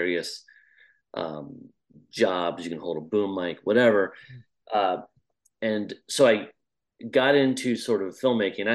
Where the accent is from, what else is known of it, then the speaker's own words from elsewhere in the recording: Midwest, United States; I grew up in the States, in the middle of the middle, so just really farmland. Small town